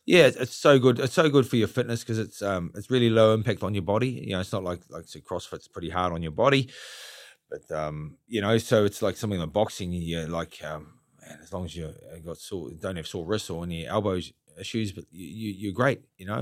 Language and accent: English; Gisborne, New Zealand; now in Auckland, New Zealand; I'm from Gisborne